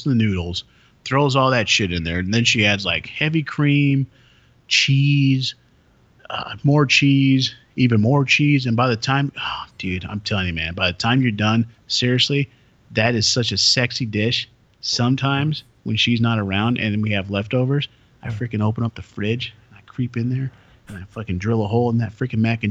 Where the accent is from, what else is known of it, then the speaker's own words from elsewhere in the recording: Michigan, United States; I grew up in Michigan